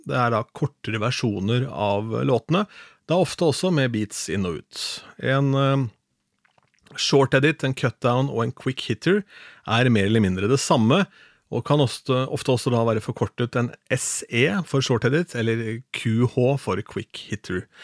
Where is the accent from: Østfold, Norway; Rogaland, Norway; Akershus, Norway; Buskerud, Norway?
Østfold, Norway; innen Østfold, der jeg kommer fra